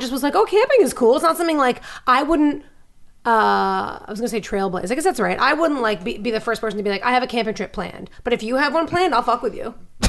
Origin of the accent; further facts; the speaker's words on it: New York City, New York, United States; accent: New York; moved away; also born or lived in Los Angeles; get rid of my New York accent.